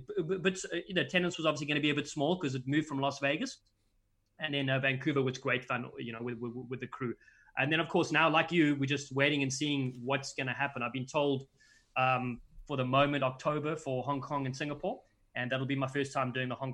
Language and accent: English; South Africa; now in California, United States; Me growing up in South Africa, I played center when I was a bit younger